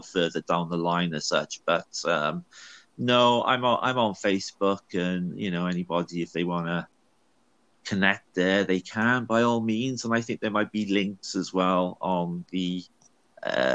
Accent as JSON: {"language": "English", "area": "Welsh", "region": "Wales", "country": "United Kingdom", "said": "I'm Welsh and we got a dragon on our flag"}